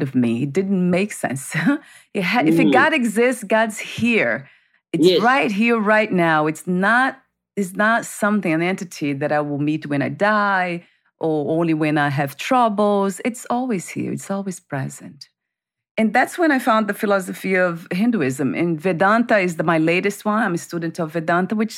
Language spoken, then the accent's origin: English; Brazil; moved away; I grew up in Brazil